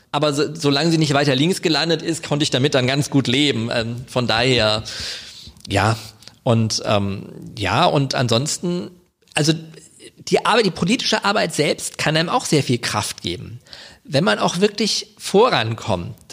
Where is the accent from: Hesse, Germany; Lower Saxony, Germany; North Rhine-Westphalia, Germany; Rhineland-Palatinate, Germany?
Hesse, Germany; Wiesbaden; also ich bin gebürtiger Wiesbadener, muss man dazu sagen. ja, ich wohne in Kastell, aber ich bin tatsächlich in Wiesbaden geboren, nicht in Mainz.